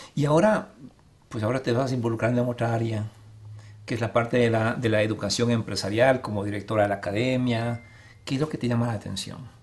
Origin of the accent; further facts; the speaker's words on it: Ecuador; now in Arizona, United States; en mi país Ecuador